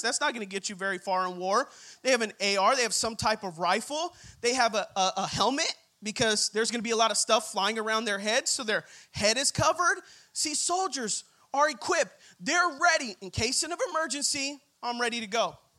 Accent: Rancho Cucamonga, California, United States; I'm from the Inland Empire, from Rancho Cucamonga

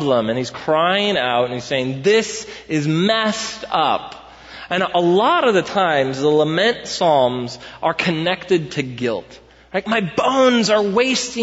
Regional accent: United States; as Americans

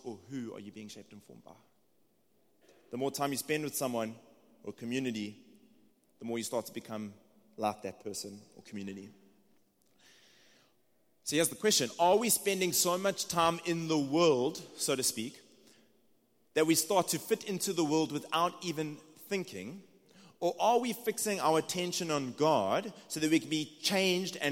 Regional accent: South Africa; accent: South African; moved away as an adult; now in United States; It's just my South African accent.

